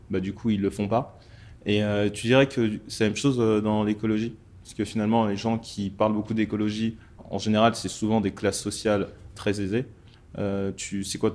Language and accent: French; Mali; je suis originaire du Mali. Donc, il y a six mois, j'étais au Mali.